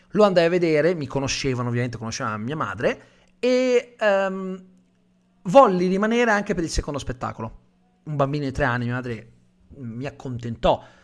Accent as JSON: {"language": "Italian", "region": "Calabria", "country": "Italy", "said": "io sono calabrese"}